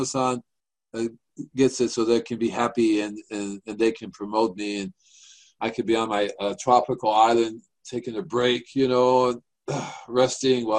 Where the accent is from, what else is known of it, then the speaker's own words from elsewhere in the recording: New York City, New York, United States; moved away; I'm from New York myself. I'm a Manhattan boy.